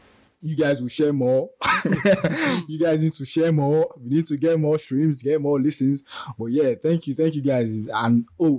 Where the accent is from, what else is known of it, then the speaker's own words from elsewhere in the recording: Nigeria; As a Nigerian